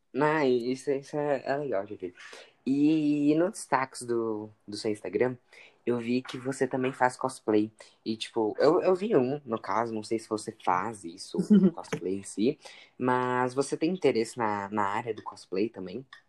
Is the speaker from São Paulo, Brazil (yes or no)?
yes; São Paulo, Brazil; eu sou de São Paulo